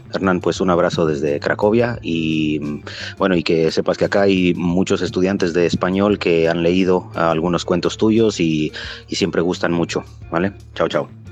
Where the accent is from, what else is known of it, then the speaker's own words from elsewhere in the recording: Mexico City, Mexico; moved away as an adult; also born or lived in United States / India / Poland; now in Kraków, Poland; Yo soy del DF, nací en la Ciudad de México, pero hace, ya 20 años más o menos que me fui